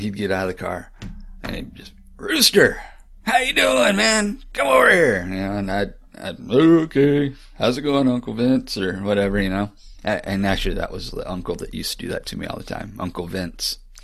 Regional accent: Florida, United States; moved away; also born or lived in Texas; growing up in Florida

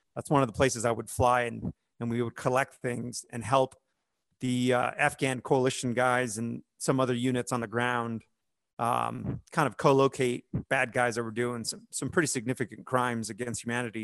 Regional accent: United States; as an American service member

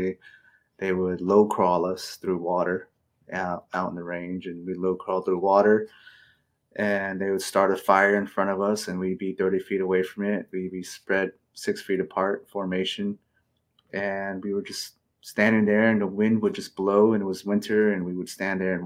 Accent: Fort Defiance, Arizona, United States; also born or lived in Phoenix, Arizona; I grew up in mostly Arizona. Grew up between Phoenix and the Navajo Nation. Mm-hmm. So Navajo Nation was the main place I grew up in, a small town called Fort Defiance.

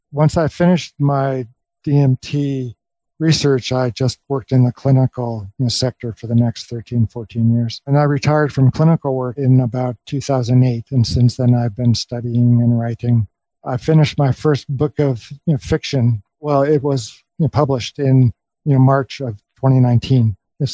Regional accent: Los Angeles, California, United States; now in Taos, United States; I was born and raised in Southern California, you know, born in LA, raised in the Valley. I was the middle of three kids raised in lower middle class conservative Jewish family.

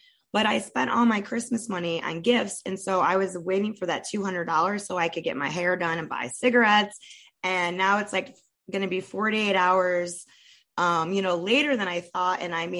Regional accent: Ohio, United States; moved away; I'm from Ohio

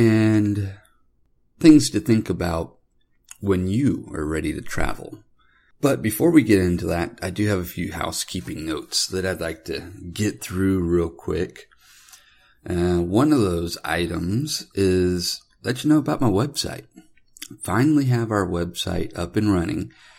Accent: Sarasota, Florida, United States; As a kid, I grew up in Florida. I was born in Sarasota, Florida, and we bounced around quite a few different locations as I was growing up.

